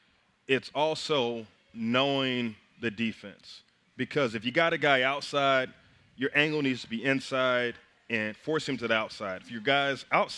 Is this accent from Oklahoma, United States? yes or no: yes; Kingfisher, Oklahoma, United States; my hometown, Kingfisher.